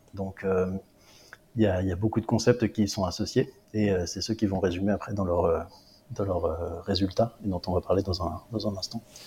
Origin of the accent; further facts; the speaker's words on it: Réunion; moved away as an adult; also born or lived in Paris, France; now in England, United Kingdom; j'ai travaillé deux ans en tant que remplaçant chez moi à La Réunion